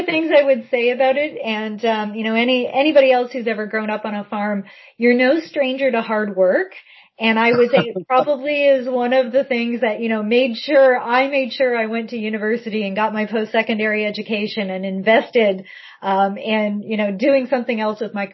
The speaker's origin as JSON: {"language": "English", "area": "Essex County", "region": "southwestern Ontario", "country": "Canada", "tie": "born or raised there", "also_born_or_lived": "Ottawa", "moved": "yes", "said": "I grew up southwestern Ontario, so I'm from Essex County"}